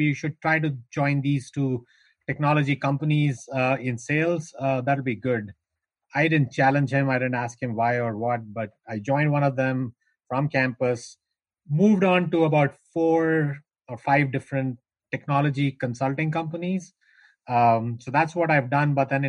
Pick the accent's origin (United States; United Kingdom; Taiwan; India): India; North India; I am from India. I was born and raised in north of India. Grew up in the foothills of the Himalayas.